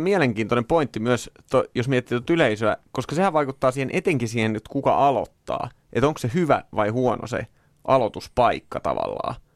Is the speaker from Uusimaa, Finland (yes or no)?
no; Orimattila, Päijät-Häme, Finland; orimattilas, josta olen kotoisin